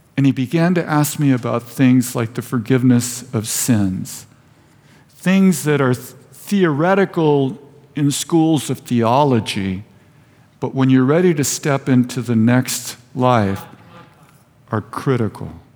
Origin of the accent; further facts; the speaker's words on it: Vista, California, United States; I was raised in Vista.